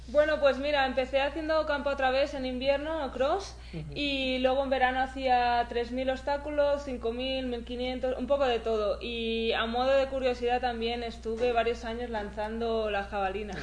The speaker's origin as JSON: {"language": "Spanish", "country": "Spain", "said": "empecé a correr carreras un poco pues más regionales por mi pueblo y, y luego ya al año siguiente ya algo más nacional por España"}